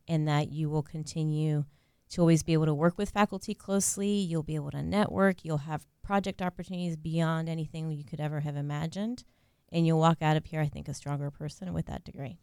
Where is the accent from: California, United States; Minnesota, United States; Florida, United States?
Florida, United States; Central; also born or lived in Puerto Rico / North Carolina / Australia; So I grew up in Central Florida